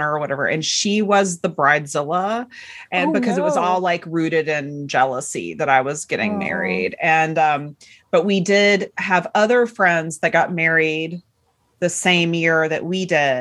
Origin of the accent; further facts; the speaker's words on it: Chattanooga, Tennessee, United States; moved away as an adult; I grew up in Chattanooga, Tennessee, which is kind of a mid-sized city